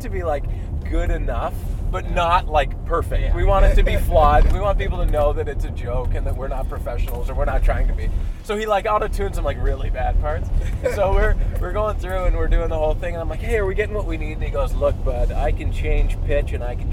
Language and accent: English; Canada; now in Carp, Canada; We've moving back to my hometown where I grew up, where my parents are